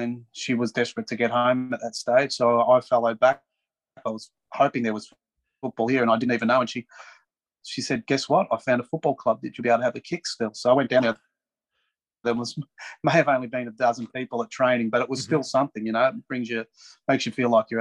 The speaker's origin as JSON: {"language": "English", "area": "Melbourne area", "region": "Victoria", "country": "Australia", "tie": "born or raised there", "moved": "as an adult", "lives_now": "Vancouver, Canada", "said": "I'm about 30 minutes out of Melbourne originally"}